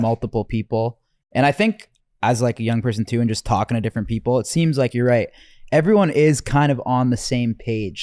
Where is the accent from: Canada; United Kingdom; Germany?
Canada; moved away as an adult; now in United States; I'm Canadian